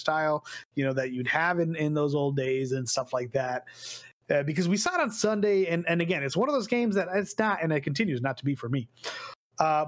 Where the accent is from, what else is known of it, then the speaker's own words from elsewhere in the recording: Texas, United States; I'm from Texas. Let's fucking go, y'all. We're crazy out here.